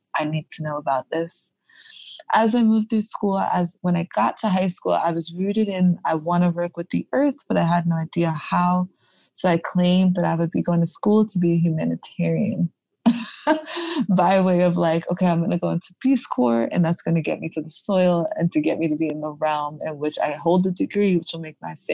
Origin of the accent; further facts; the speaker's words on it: New York City, New York, United States; I am born and raised in Brooklyn, New York.